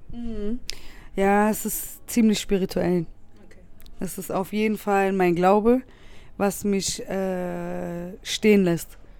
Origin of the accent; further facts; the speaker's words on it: Berlin, Germany; wie ich aufgewachsen bin. Weil äh, bei uns in Wedding gab es immer einen Kodex